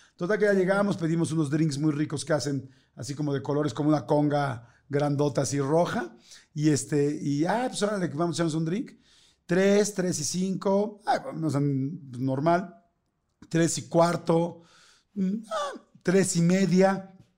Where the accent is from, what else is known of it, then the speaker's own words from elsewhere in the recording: Mexico; como somos los mexicanos